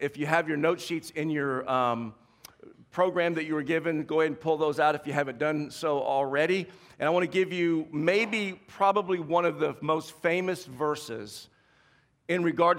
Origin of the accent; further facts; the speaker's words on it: the South, United States; moved away; I grew up in the South